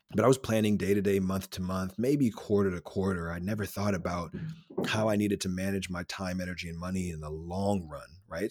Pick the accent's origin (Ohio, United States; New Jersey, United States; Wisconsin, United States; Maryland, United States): Maryland, United States; Silver Spring; I'm originally from Silver Spring, Maryland, though I'm a Nija boy